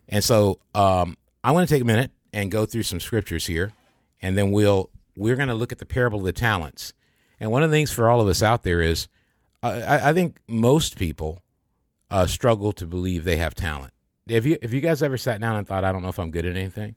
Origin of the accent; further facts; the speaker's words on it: Michigan, United States; also born or lived in Kansas; I was born in Kansas. I didn't grow, I grew up in Michigan